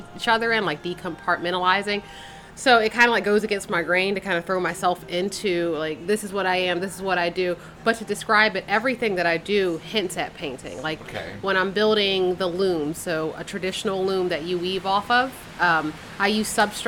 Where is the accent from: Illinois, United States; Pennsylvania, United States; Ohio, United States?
Pennsylvania, United States; Philadelphia; moved away; I'm originally from Philadelphia and I'm one of four from my mother